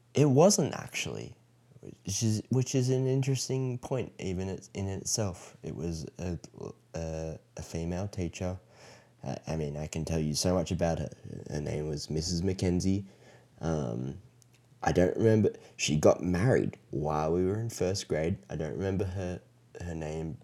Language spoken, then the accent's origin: English; Australia; now in United States; what I grew up with in Australia